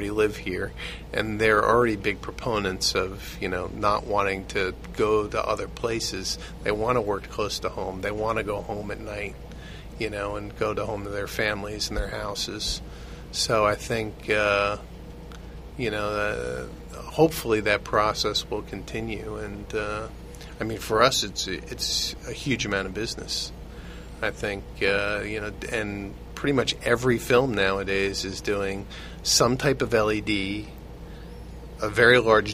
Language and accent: English; New York, United States; growing up in New York